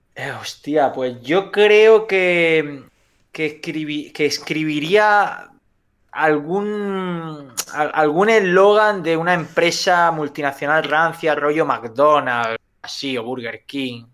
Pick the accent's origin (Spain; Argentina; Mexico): Spain; Almería, Andalusia; todos los que somos almerienses